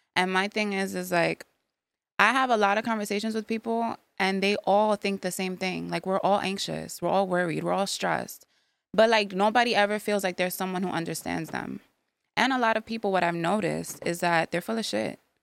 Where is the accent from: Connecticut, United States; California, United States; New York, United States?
New York, United States; New York City; now in Yonkers, United States; I was born in the Bronx. I live in Yonkers now